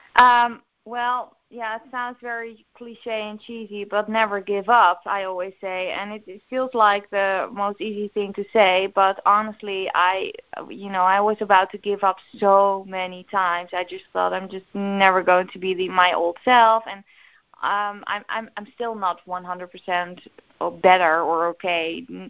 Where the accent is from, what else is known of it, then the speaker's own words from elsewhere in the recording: Netherlands; English is a second language; English is, is of course not my native language, uh, but we call it bioresonantie in in Holland.